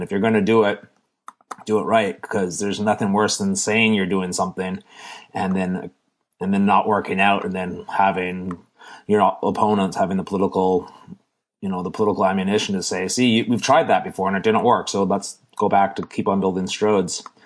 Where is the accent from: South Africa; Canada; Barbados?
Canada; we're Canadian